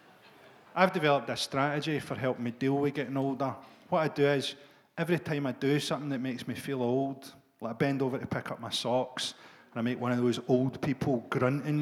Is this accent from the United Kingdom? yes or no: yes; Glasgow, Scotland, United Kingdom; when we grew up in Glasgow